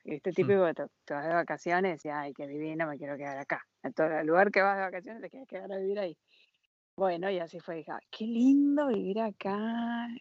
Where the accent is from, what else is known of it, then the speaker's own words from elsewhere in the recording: San Juan, Argentina; moved away as an adult; also born or lived in Miami, United States; now in France; nací en Argentina, San Juan.